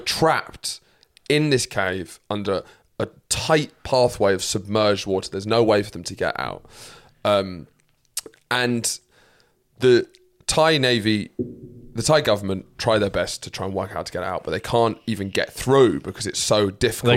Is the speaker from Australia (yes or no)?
no; United Kingdom; proud to be British